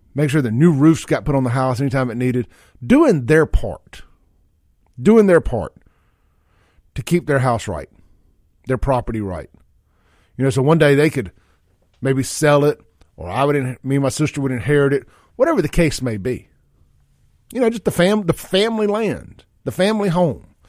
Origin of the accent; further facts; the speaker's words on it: Jackson, Mississippi, United States; growing up out there in South Jackson and Byron